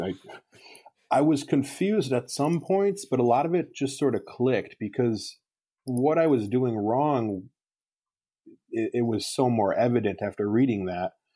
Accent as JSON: {"language": "English", "region": "Wisconsin", "country": "United States", "tie": "born or raised there", "said": "my hometown in Wisconsin"}